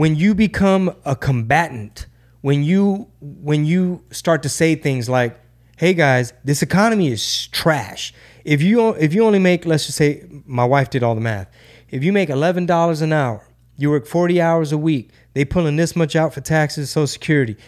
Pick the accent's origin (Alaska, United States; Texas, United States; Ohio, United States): Texas, United States; Houston; Houston, Texas, my number one market, my home base, my, my hometown